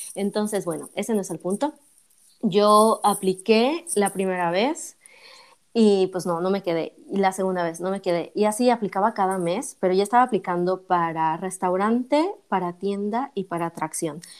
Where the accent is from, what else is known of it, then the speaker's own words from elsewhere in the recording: Mexico; moved away as an adult; also born or lived in Paris, France; yo soy mexicana